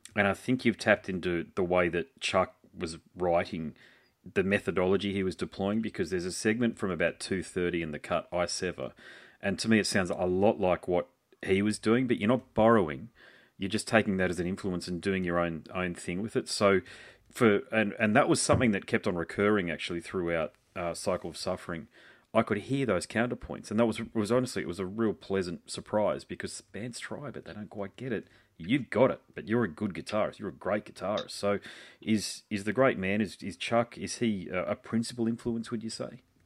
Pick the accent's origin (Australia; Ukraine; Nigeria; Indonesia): Australia; as an Aussie